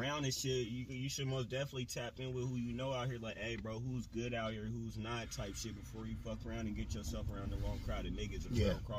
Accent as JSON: {"language": "English", "town": "Portland", "region": "Oregon", "country": "United States", "tie": "born or raised there", "also_born_or_lived": "Vancouver, Washington", "said": "I was born in Vancouver, Washington, bro. I was raised in Portland."}